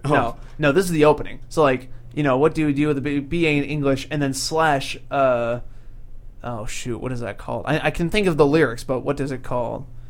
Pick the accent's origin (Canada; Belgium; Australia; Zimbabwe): Canada; look, we're so French even though we're Canadian. French Canadian.